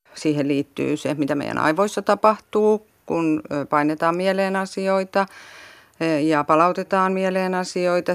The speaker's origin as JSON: {"language": "Finnish", "region": "South Ostrobothnia", "country": "Finland", "tie": "born or raised there", "moved": "yes"}